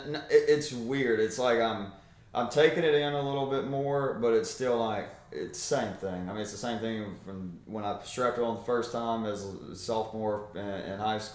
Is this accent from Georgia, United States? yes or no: yes; South Georgia, United States; my hometown in South Georgia